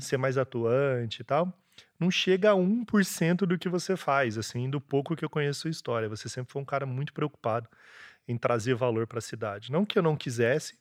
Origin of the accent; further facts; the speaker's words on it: Ribeirão Preto, São Paulo, Brazil; moved away as an adult; now in Londrina, Brazil; sou nasci em São Paulo, estudei em Ribeirão Preto, morei em Ribeirão Preto.